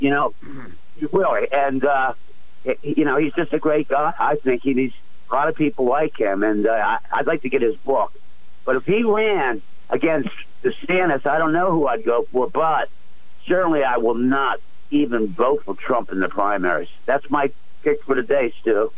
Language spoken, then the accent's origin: English; Philadelphia, Pennsylvania, United States; growing up in South Philly